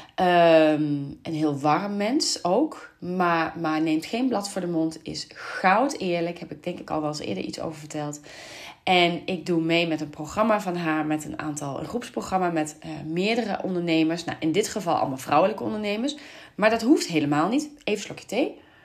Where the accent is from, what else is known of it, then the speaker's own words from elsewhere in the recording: Venlo, Limburg, Netherlands; moved away; ik kom uit Venlo